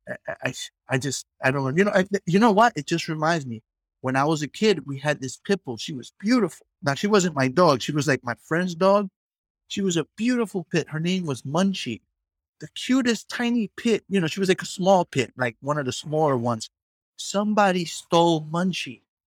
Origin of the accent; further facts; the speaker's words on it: New York City, New York, United States; I grew up in the hood. I grew up in the Bronx